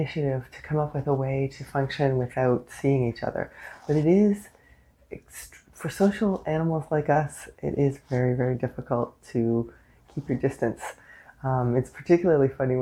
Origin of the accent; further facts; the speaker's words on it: Canada; I am unapologetically Canadian.